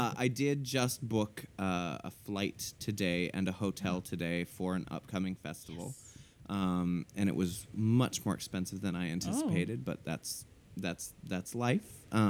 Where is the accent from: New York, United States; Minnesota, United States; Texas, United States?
Minnesota, United States; moved away; I'm from Minnesota, so it's going to be very similar to where I grew up. Like, it's the Midwest, right.